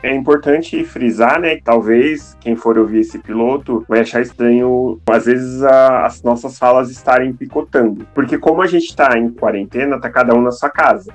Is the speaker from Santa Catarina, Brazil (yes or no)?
yes; Joinville, Santa Catarina, Brazil; now in Curitiba, Brazil; eu sou de Joinville, Santa Catarina, mas moro aqui em Curitiba tem dois anos.